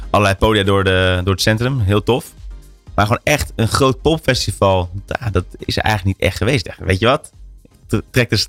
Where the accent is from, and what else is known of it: Hilversum, North Holland, Netherlands; born or raised there; also born or lived in Amsterdam